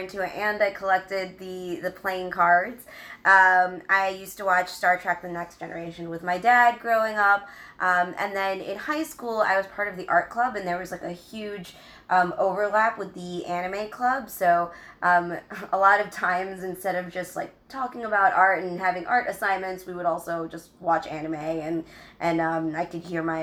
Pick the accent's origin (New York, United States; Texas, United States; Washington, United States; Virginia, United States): New York, United States; New York City; I was born and raised in New York City, and yes, I did grow up in a Filipino family